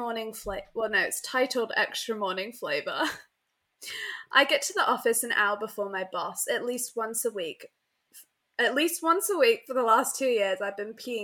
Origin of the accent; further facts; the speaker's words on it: England, United Kingdom; I'm so English.